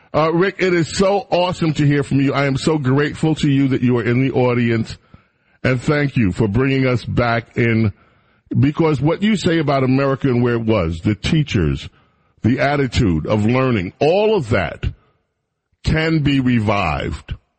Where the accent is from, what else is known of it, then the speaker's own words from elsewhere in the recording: New York City, New York, United States; moved away; We had a neighbor when we lived in New York